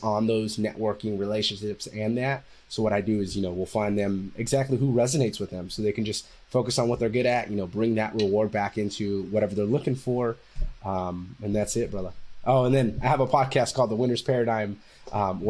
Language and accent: English; Fresno, California, United States; moved away as an adult; also born or lived in San Diego; I'm from Fresno, California